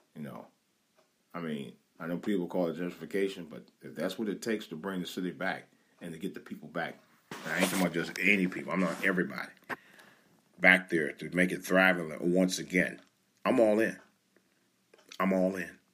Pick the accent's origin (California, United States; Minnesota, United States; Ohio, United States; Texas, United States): Ohio, United States; Cleveland; moved away; that's my home, my hometown territory around there, my home base